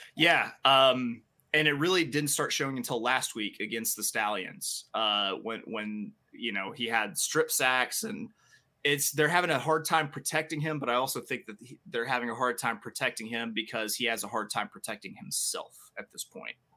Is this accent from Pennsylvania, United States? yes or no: no; Little Rock, Arkansas, United States; I'm from Little Rock, Arkansas